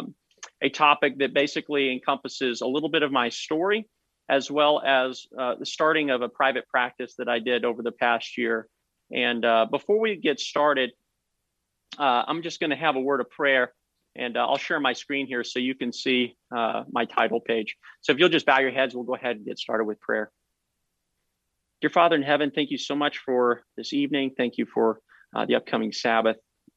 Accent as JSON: {"language": "English", "town": "Collegedale", "region": "Tennessee", "country": "United States", "tie": "born or raised there", "said": "Collegedale, Tennessee is my hometown"}